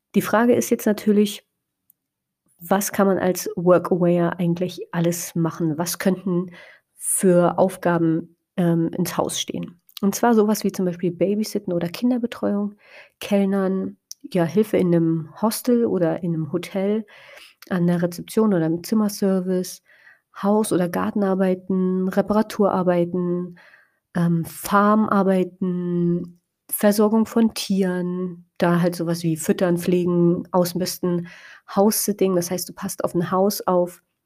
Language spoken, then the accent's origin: German; Spreewald, Brandenburg, Germany; in meiner Heimatstadt, also generell einfach im Spreewald